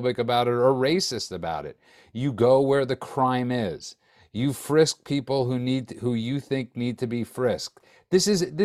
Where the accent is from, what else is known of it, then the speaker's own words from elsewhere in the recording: New York City, New York, United States; I grew up in New York when it was the worst